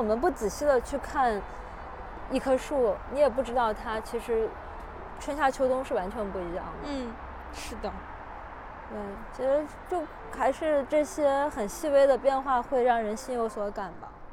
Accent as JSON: {"language": "Chinese", "region": "Hunan", "country": "China", "tie": "born or raised there", "also_born_or_lived": "Guangdong / Xinjiang", "moved": "yes", "lives_now": "Beijing, China", "said": "我会怀念南，就是湖南的四季还是相对广东要分明一点的"}